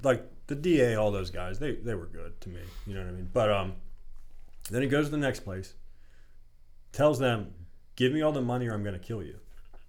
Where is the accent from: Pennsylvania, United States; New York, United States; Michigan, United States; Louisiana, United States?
Pennsylvania, United States; Oakmont